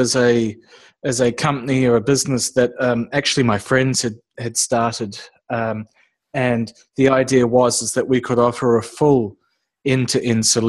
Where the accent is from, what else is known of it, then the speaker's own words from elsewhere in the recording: New Zealand; moved away as an adult; now in Australia; originally I'm from New Zealand, so I'm what's referred to as a Kiwi over here. And I've been living now in Australia for 4 years